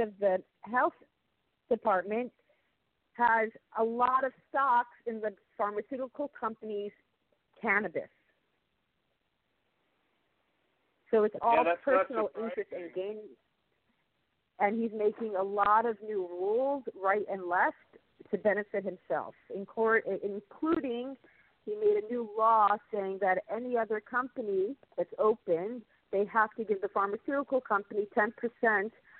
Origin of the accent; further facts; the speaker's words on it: United States; now in Israel; I'm also an American citizen. I'm from America.